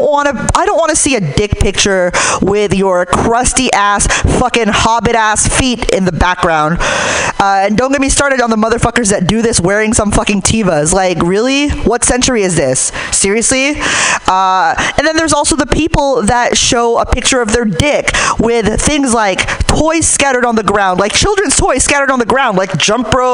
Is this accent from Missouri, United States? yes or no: no; Hayward, California, United States; I'm from Hayward